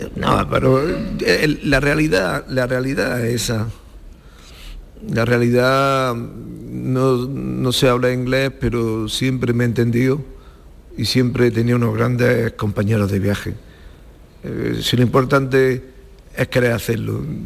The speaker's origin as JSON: {"language": "Spanish", "town": "Macael", "region": "Andalusia", "country": "Spain", "tie": "born or raised there"}